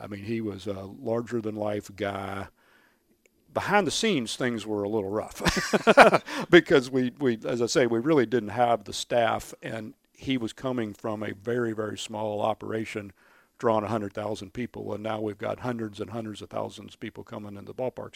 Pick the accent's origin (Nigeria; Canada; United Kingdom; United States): United States; Louisville, Kentucky; I grew up running around Cardinal Stadium, going to U of L football games since I was a, a, a little kid